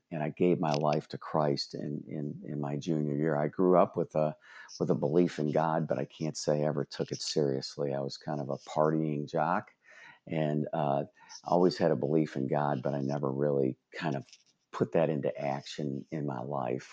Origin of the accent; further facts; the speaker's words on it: Brook Park, Ohio, United States; I grew up in Brook Park, Ohio, and I was the oldest of 3 boys